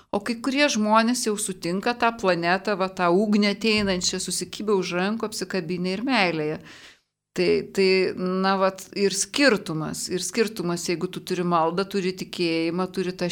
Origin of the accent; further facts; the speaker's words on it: Lithuania; toj Lietuvoje savo gimėm šalia Rusijos